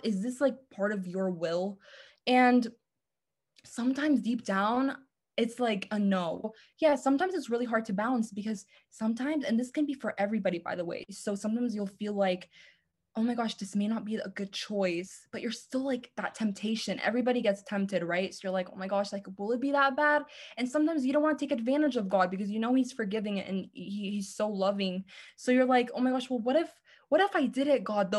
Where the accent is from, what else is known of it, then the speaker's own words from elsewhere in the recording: Los Angeles, California, United States; I am from Los Angeles